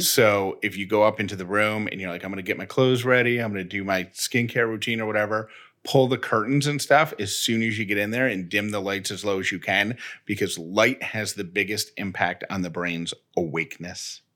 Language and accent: English; Syracuse, New York, United States; accent: Syracuse; my Syracuse accent, which I don't think I have